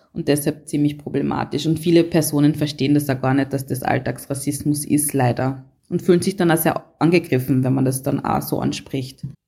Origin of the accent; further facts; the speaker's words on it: Carinthia, Austria; ich in meinem Fall ähm, komme aus Kärnten